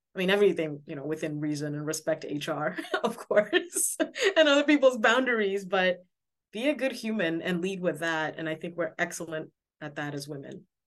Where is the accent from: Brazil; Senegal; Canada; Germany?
Senegal; moved away; I'm from Senegal, West Africa